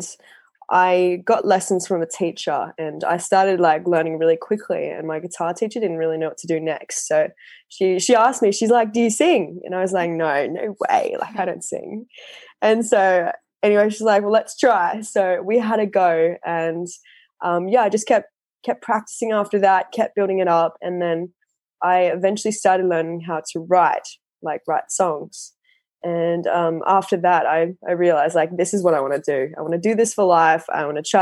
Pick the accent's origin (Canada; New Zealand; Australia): Australia; Sunshine Coast, Queensland; from the Sunshine Coast in Australia.